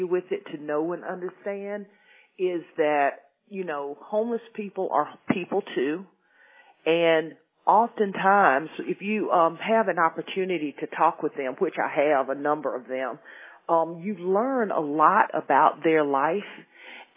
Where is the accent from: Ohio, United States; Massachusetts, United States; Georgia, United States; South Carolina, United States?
South Carolina, United States; Spartanburg; Spartanburg is actually my hometown.